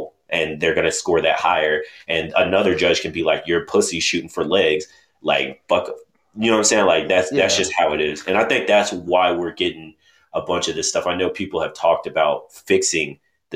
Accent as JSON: {"language": "English", "town": "Oklahoma City", "region": "Oklahoma", "country": "United States", "tie": "born or raised there", "moved": "yes", "said": "If we were fighting in OKC or something, and I'm down there and like family and friends is there"}